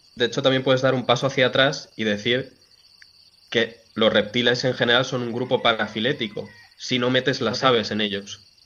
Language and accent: Spanish; Montejo de la Sierra, Community of Madrid, Spain; en mi pueblo, en Montejo de la Sierra